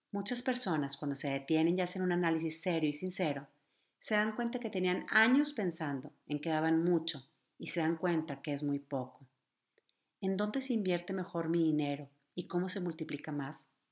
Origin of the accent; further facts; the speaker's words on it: Mexico; nuestro querido México